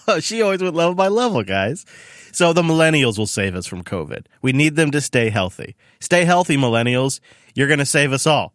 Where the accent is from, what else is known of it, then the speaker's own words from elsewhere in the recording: Washington, United States; in Washington State, my home state